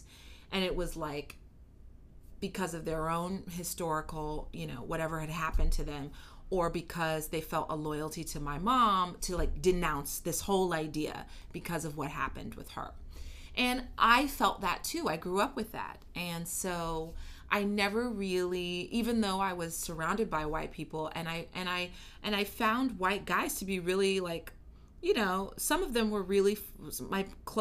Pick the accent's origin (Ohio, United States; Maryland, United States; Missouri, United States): Missouri, United States; Kansas City; moved away; I grew up in Kansas City, Missouri, and I have a great family